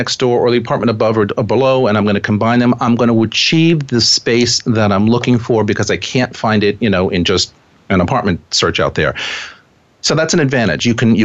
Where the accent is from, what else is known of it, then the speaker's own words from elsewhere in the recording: New York City, New York, United States; as a New Yorker